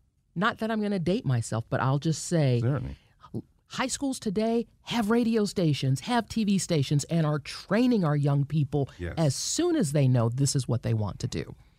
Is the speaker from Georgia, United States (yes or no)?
yes; Marietta, Georgia, United States; Yes, I grew up in Marietta. Went to elementary school here, went to high school here, studied journalism at the University of Georgia